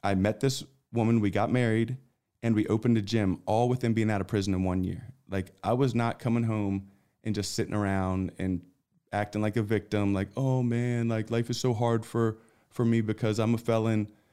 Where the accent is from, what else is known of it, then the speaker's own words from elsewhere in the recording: Philadelphia, Pennsylvania, United States; moved away as an adult; now in Texas, United States; I grew up in Philadelphia